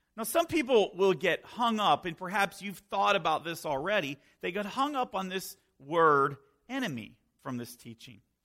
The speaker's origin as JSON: {"language": "English", "region": "Northern Virginia", "country": "United States", "tie": "born or raised there", "also_born_or_lived": "Florida / Minnesota / Maryland", "moved": "as an adult", "lives_now": "Pennsylvania, United States", "said": "I was born and raised in Virginia, Northern Virginia"}